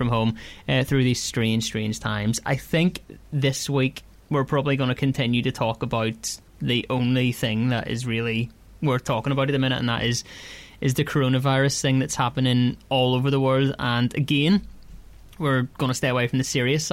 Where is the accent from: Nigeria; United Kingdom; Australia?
United Kingdom; Ards, Northern Ireland; I'm from Ards.